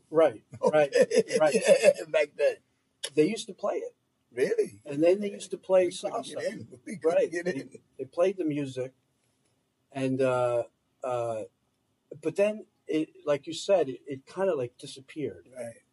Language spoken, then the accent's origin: English; New Jersey, United States; I grew up in New Jersey, but my grandmother grew up in Washington Heights.